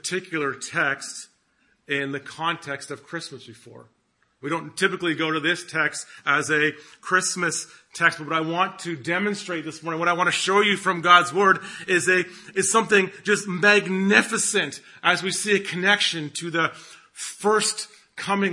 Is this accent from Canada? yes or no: yes; Canada; I'm Canadian